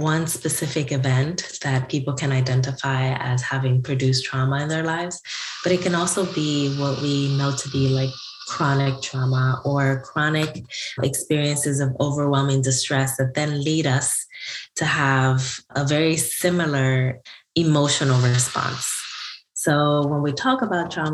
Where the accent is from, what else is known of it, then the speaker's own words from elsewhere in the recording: Newark, New Jersey, United States; my hometown of Newark, New Jersey